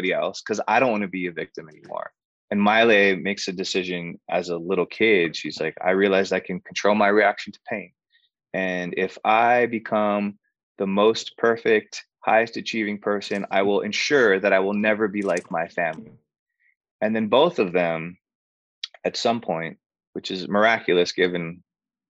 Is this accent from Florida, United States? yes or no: no; Hawaii, United States; now in Los Angeles, United States; I grew up in Hawaii doing island music and Hawaiian music. And then I moved